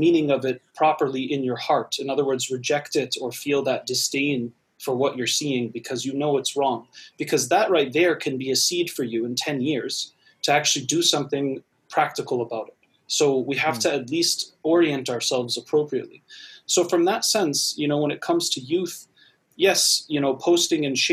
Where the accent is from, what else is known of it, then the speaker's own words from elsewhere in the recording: Massachusetts, United States; I grew up in Massachusetts myself